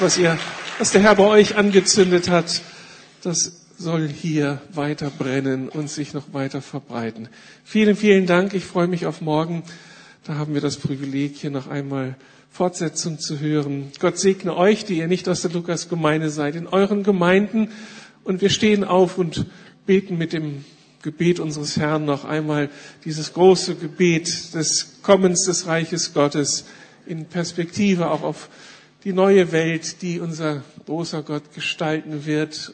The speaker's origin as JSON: {"language": "German", "region": "Berlin", "country": "Germany", "said": "wir fühlen uns als Berliner jetzt echt privilegiert"}